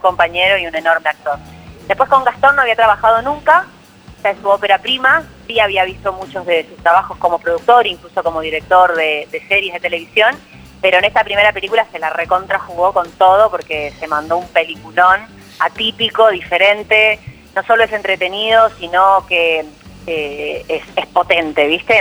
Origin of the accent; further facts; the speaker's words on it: Uruguay; moved away as an adult; now in Argentina; yo claramente soy uruguaya, vivo hablando del Uruguay